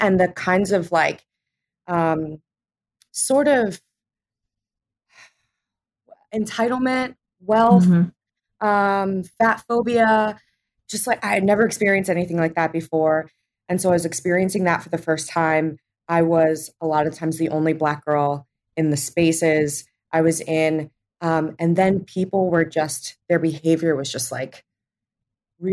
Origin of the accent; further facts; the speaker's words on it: New Jersey, United States; I grew up in New Jersey.